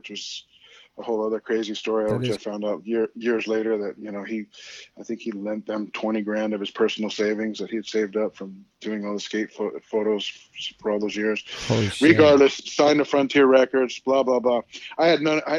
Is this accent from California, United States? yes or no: yes; Los Angeles, California, United States; moved away as an adult; also born or lived in Hollywood; now in Tulsa, United States; growing up in the San Fernando Valley, which is like on the other side of the hill of Hollywood